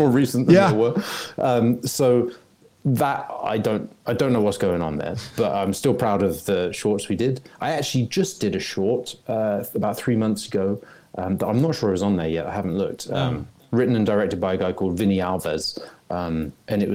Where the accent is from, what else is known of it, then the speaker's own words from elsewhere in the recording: England, United Kingdom; moved away as an adult; now in Los Angeles, United States; where I grew up, regionally specific country bumpkin in England